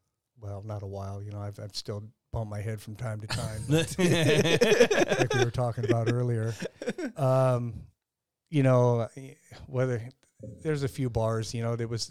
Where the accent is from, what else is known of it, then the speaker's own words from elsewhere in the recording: Lakeside, California, United States; also born or lived in El Cajon, California; El Cajon, born and raised